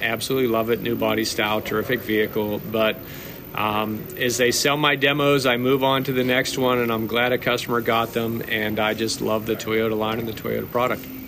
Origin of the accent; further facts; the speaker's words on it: Latrobe, Pennsylvania, United States; moved away as an adult; also born or lived in Northern Virginia; now in Pittsburgh, United States; I'm a Pittsburgh guy originally. I grew up in Latrobe, Pennsylvania